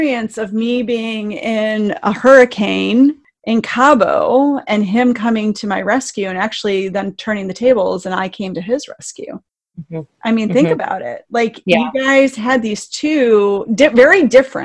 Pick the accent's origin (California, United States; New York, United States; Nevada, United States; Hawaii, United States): New York, United States; Syracuse; now in Northern Virginia, United States; I grew up in Syracuse, New York